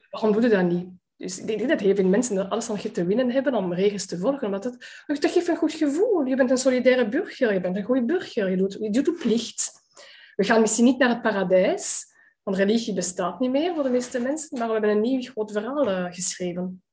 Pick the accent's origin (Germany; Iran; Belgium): Belgium; Antwerp, Flanders; een van de meest gesloten gemeenschappen van de stad Antwerpen waar ik ben opgegroeid